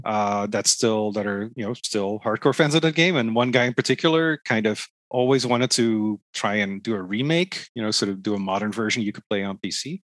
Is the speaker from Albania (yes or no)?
no; Netherlands; now in Toronto, Canada; i'm originally from the netherlands